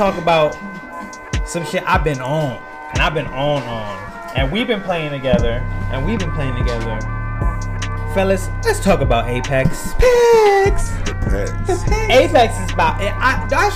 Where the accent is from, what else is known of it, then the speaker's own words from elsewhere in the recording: United States; growing up in Camden County, you go to ninth grade